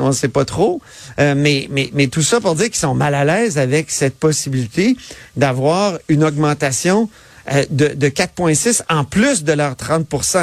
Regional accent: Quebec City, Quebec, Canada; je viens de Québec, je suis un gars, tu sais, il y avait des fortifications dans ma cour d'école, là, je peux pas plus venir de Québec

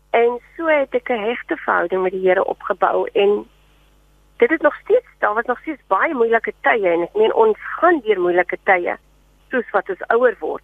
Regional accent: Paternoster, Western Cape, South Africa; ek het groot geword in Paternoster, die klein vissersdorpie

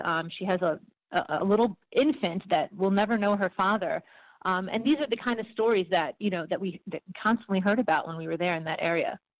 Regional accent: United States; I was actually born in the United States, but my parents were both born in Syria.

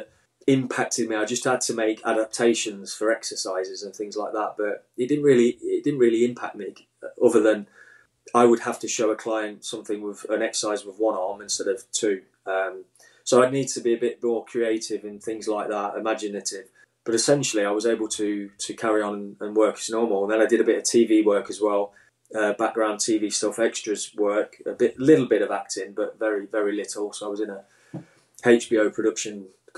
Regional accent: Midlands, United Kingdom; growing up in the Midlands

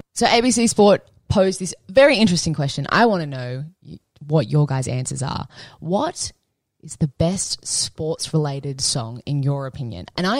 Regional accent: Cronulla, New South Wales, Australia; now in Richmond, Australia; growing up in Cronulla, you go and you stand on Beer Hill, right?

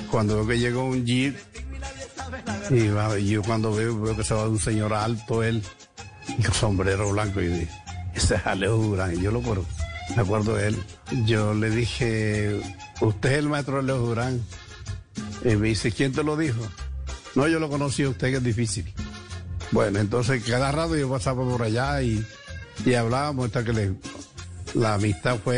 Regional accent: El Piñal, Sucre, Colombia; born there; Nací en el Piñal, un corregimiento de los Palmitos. Nací un 26 de septiembre de 1937

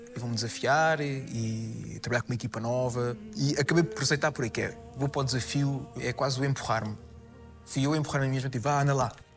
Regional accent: Casais Novos, Lisbon, Portugal; born or raised there; also born or lived in Vila Franca de Xira / Póvoa de Santa Iria

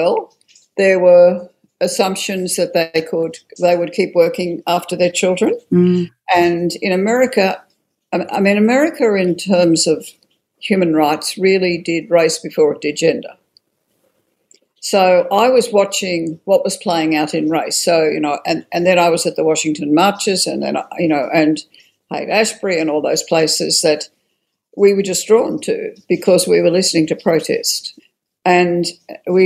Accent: Australia

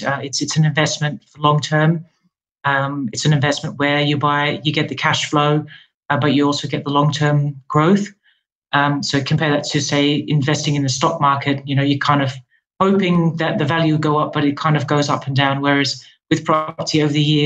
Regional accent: Netherlands; moved away as an adult; now in London, United Kingdom; I'm from the Netherlands originally. I moved to London about 6 years ago

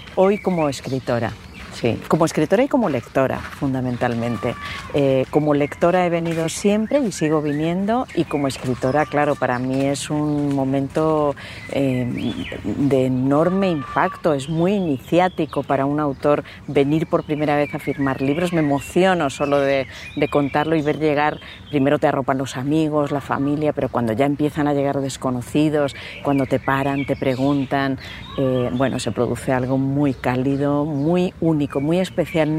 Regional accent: Spain

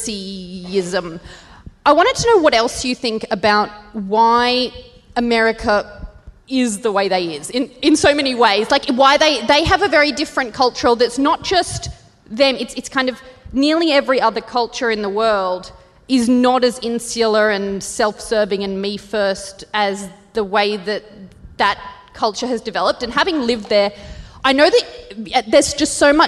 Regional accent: Australia; moved away; also born or lived in United States; I'm Australian.

